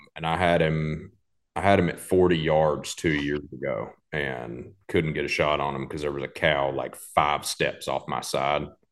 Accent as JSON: {"language": "English", "town": "Lakeland", "region": "Tennessee", "country": "United States", "also_born_or_lived": "College Station, Texas", "said": "it's where I'm originally from. My whole family's from here"}